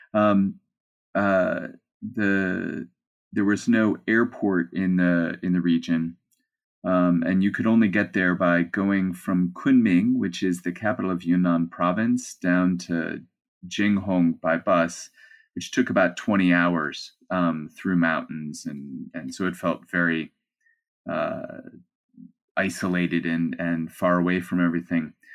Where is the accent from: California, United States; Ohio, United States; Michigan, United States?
Ohio, United States; Cleveland; moved away as an adult; I'm a kid from Cleveland